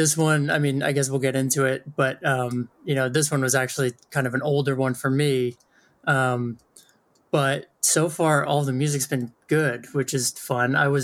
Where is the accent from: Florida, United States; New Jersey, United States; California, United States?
New Jersey, United States; Red Bank; I grew up right around Red Bank, New Jersey